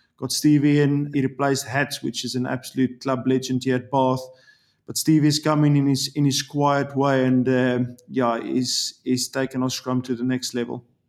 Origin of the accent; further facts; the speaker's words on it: South Africa; moved away as an adult; also born or lived in Ireland; now in England; I'm a South African. I love my country.